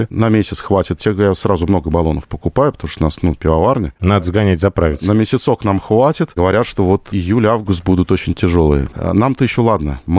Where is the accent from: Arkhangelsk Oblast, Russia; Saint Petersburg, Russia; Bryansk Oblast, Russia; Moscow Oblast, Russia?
Saint Petersburg, Russia; Э, я вообще туда приехал, то есть сам-то я питерский, остался служить в Калужской Калужской области.